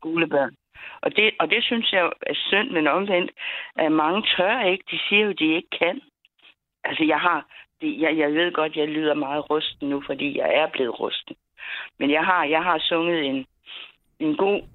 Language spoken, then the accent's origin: Danish; Funen, Southern Denmark, Denmark; vi kommer fra Fyn